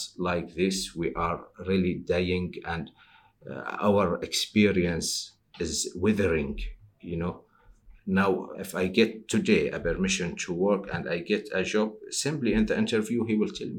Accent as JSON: {"language": "English", "country": "Syria", "moved": "as an adult", "lives_now": "United Kingdom", "said": "I am from Syria. Also, I am an asylum seeker"}